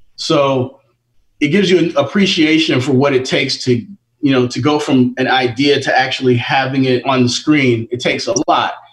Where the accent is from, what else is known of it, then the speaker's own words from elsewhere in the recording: New York, United States; I grew up in Queens in Jamaica